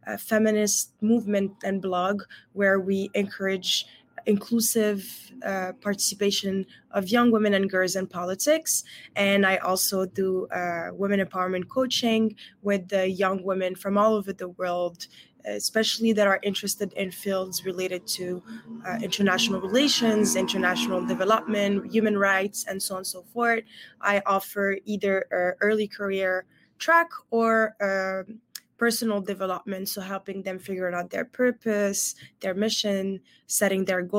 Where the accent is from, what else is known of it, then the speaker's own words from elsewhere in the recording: Morocco; English is a second language; I'm originally from Morocco, but I always say that I'm a global citizen, considering I've lived in 6 different countries so far and speak many different languages.